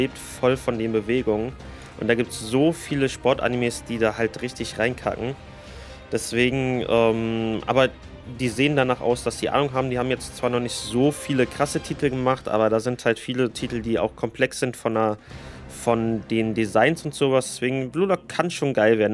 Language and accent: German; Germany; hier bei uns in Deutschland